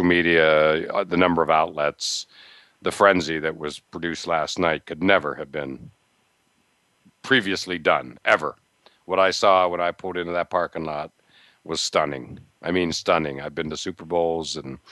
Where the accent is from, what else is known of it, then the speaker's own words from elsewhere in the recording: near Pittsburgh, Pennsylvania, United States; now in Massachusetts, United States; I grew up near Pittsburgh